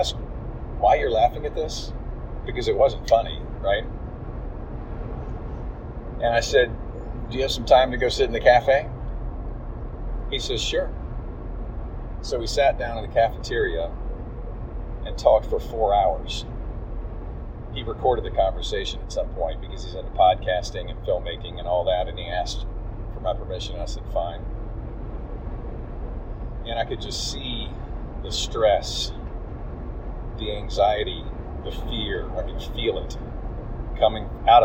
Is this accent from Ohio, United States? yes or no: no; Atlanta, Georgia, United States; we were from Atlanta.